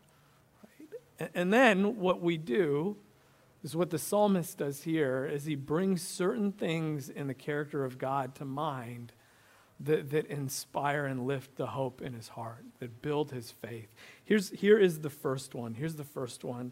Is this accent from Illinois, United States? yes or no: yes; Illinois, United States; I grew up in Illinois in the 90s, a basketball junkie.